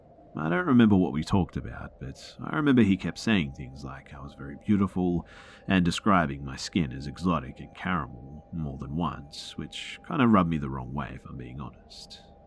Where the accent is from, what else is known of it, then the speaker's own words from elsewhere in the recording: Australia; I'm half Ethiopian, so I definitely don't look white, but when I told her that I'm Australian, she suddenly became kind of withdrawn.